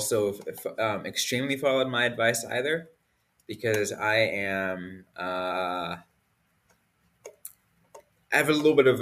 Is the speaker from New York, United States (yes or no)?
no; San Jose, California, United States; my hometown team